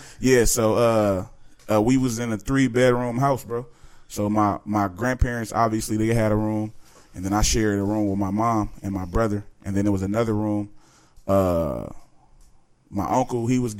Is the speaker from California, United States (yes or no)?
no; Chicago, Illinois, United States; I was born in Chicago, Illinois, man.